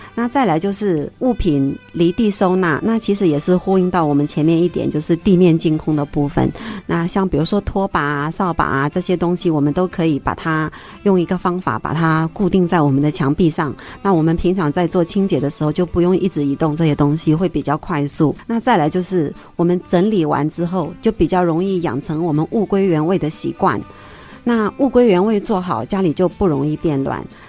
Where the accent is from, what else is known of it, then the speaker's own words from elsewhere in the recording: Henan, China; now in Taiwan; 我们河南人